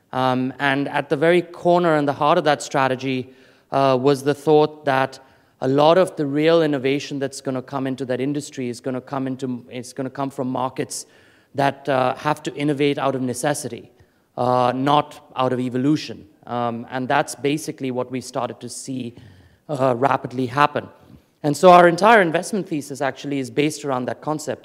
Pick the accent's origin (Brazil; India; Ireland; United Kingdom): India; Delhi; moved away; I grew up in India, um, and as a child, uh, when I was living in Delhi